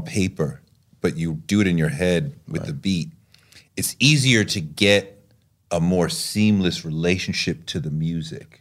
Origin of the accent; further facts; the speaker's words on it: New York City, New York, United States; as a New Yorker